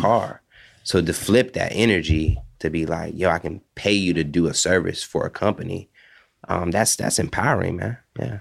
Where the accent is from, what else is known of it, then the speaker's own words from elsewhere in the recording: Hawaii, United States; growing up there, it just kinda opened my eyes to different cultures.